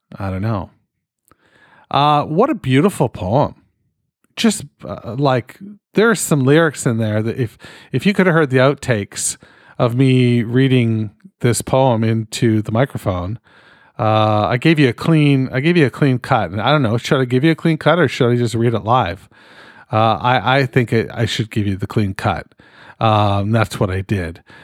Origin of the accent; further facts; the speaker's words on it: Canada; I'm fucking Canadian